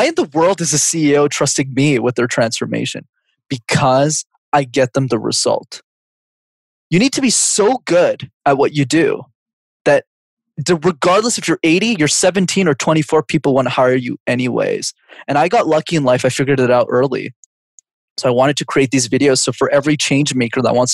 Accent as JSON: {"language": "English", "town": "Montreal", "region": "Quebec", "country": "Canada", "tie": "born or raised there", "said": "I grew up in Montreal, cause I'm from Canada"}